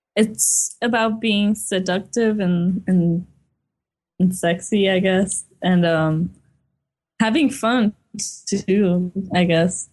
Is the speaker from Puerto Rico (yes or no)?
yes; Puerto Rico; we were essentially born and raised here.